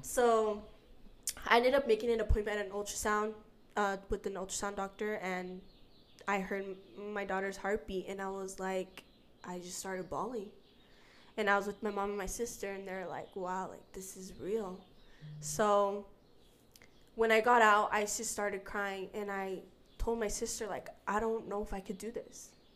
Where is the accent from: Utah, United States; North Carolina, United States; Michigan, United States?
Utah, United States; also born or lived in San Diego, California / Guerrero, Mexico (family); so I am from California, San Diego, uh, but I was raised here in Utah